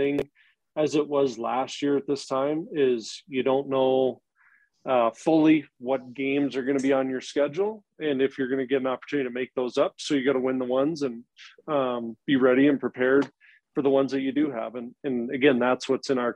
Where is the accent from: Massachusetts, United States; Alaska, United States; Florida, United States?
Alaska, United States; Anchorage; moved away; I'm from Anchorage